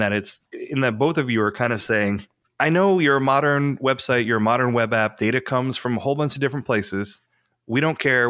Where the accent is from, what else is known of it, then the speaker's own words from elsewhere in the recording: New York, United States; I'm from New York.